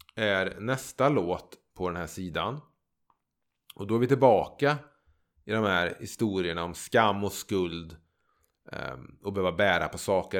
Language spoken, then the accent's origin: Swedish; Trollhättan, Västra Götaland, Sweden; moved away; also born or lived in Gärdhem; jag växte upp ute i Överby i Trollhättan.